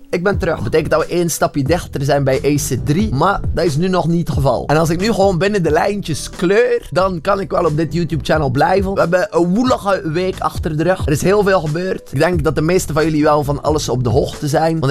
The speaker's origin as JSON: {"language": "Dutch", "region": "Flanders", "country": "Belgium", "said": "om het makkelijk uit te leggen, kijk, ik kom uit West-Vlaanderen."}